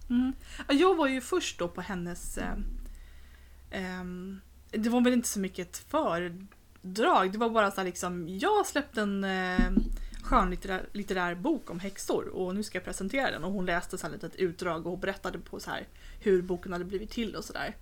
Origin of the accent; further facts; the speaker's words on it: Sweden; som svensk